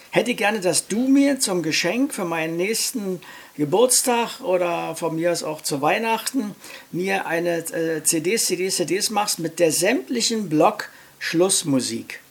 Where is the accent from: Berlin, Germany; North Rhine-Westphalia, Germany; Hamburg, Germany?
Berlin, Germany; Ich bin geboren in Charlottenburg, ich lebe in Charlottenburg und hier befriede ich meinen Alltag